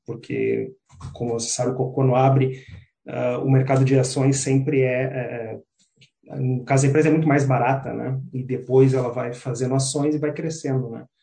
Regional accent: Porto Alegre, Rio Grande do Sul, Brazil; moved away as an adult; now in New Zealand; sou de Porto Alegre, da região sul do Brasil.

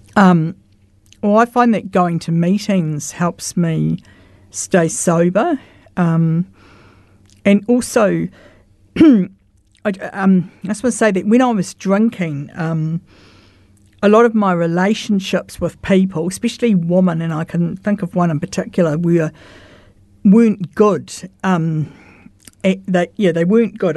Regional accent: Christchurch, Canterbury, New Zealand; I grew up in St Albans, Roosevelt Ave

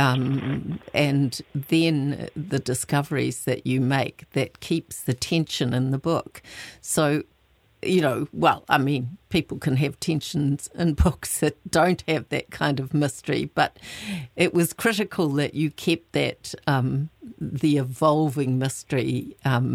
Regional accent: Waikato, New Zealand; moved away; also born or lived in Christchurch; I grew up in the Waikato

